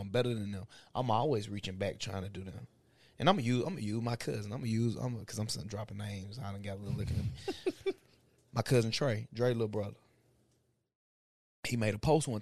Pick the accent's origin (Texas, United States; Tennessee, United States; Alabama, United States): Tennessee, United States; Bolivar; we all Bolivar vets in this motherfucker. B-town veterans